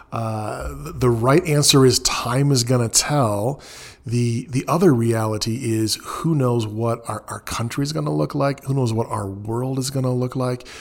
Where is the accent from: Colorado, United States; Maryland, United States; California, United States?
California, United States; Southern; moved away as an adult; now in Texas, United States; I'm from mostly Southern California